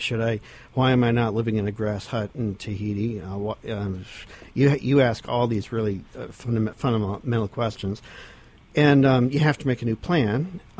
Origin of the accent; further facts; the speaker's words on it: Portsmouth, New Hampshire, United States; moved away as an adult; also born or lived in New Jersey; I'm from Portsmouth originally. My family goes way back around here.